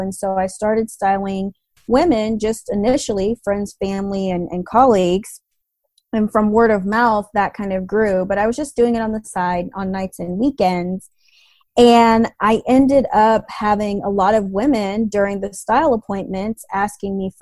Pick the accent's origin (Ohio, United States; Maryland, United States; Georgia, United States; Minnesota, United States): Georgia, United States; Atlanta; I grew up in Atlanta